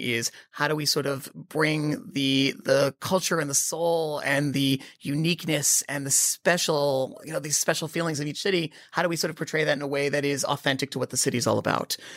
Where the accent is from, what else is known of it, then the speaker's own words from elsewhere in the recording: Boston, Massachusetts, United States; moved away; also born or lived in London; I grew up in Boston. That's where I'm born. Born in Boston